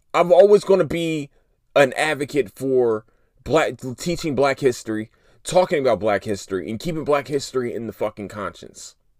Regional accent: Philadelphia, Pennsylvania, United States; I'm from Philadelphia. I'm from North Philly

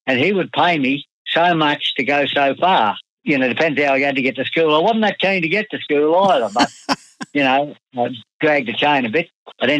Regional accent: Mungallala, Queensland, Australia; also born or lived in Brisbane / Bowenville; Well, I was born in Brisbane and I went to Mungalala within the first week I was born. I lived in Mungalala out near Mitchell. I went to school in Mungalala for the first time. I was 4.5 years old.

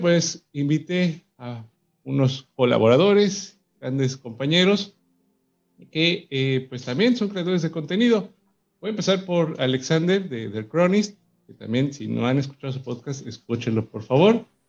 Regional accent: Mexico; aquí en mi país, en México

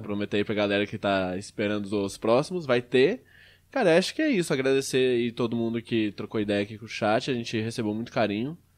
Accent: Goiânia, Goiás, Brazil; moved away; eu sou lá de Goiânia

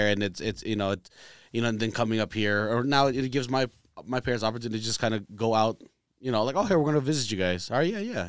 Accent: Reno, Nevada, United States; also born or lived in San Francisco Bay Area, California; I was born in the Bay, but we lived there for like a year and then moved to Reno, you know? And then again, jump on top of the fact that we're Filipino.

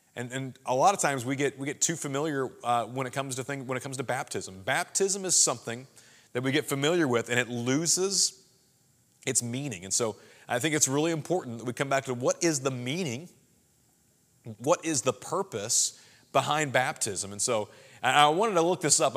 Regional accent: Springfield, Missouri, United States; now in St. Louis, United States; I'm from Southwest Missouri, Springfield, Missouri originally

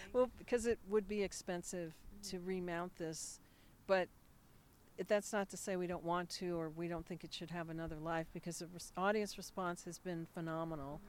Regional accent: Monterey Park, California, United States; I was raised in Monterey Park

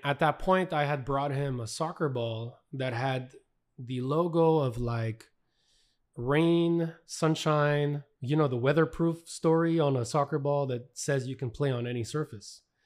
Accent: Canada; We're from Canada

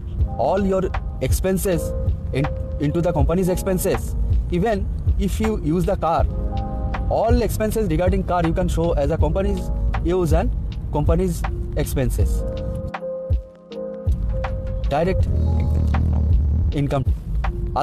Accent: India; from India

